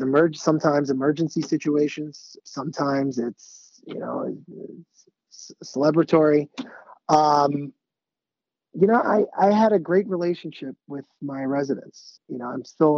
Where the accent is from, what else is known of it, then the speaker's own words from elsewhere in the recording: Great Neck, New York, United States; I'm from Great Neck, which isn't too far from the city